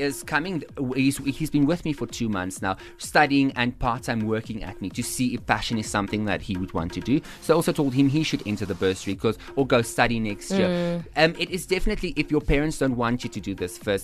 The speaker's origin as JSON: {"language": "English", "country": "South Africa", "said": "us as the South African fashion designers"}